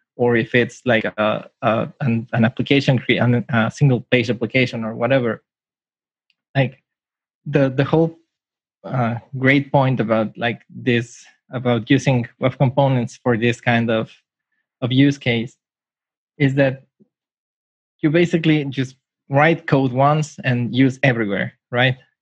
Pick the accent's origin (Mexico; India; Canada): Mexico; now in Tokyo, Japan; I'm from Mexico, but I'm currently living in Japan